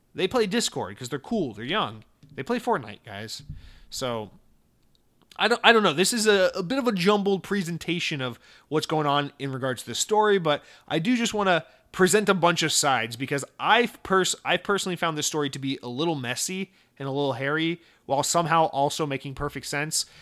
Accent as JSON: {"language": "English", "country": "United States", "said": "me as an American"}